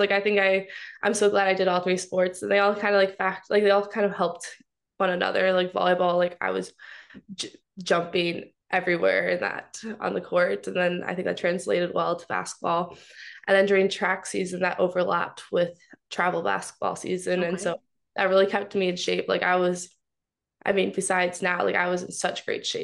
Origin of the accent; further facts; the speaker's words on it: Mount Pleasant, Michigan, United States; I'm from Mount Pleasant, Michigan